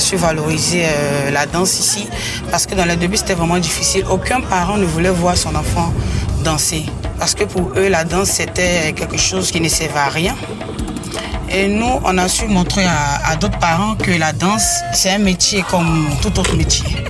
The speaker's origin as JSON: {"language": "French", "region": "Abidjan", "country": "Côte d’Ivoire", "tie": "born or raised there", "said": "je suis de Yopougon, en fait. Donc à Yopougon, il y avait la rue Princesse dans le temps qui donnait vraiment. Donc j'étais tout le temps à la rue Princesse"}